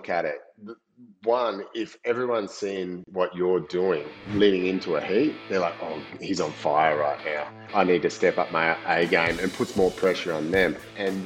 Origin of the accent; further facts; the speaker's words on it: Coolangatta, Queensland, Australia; my hometown too, Coolangatta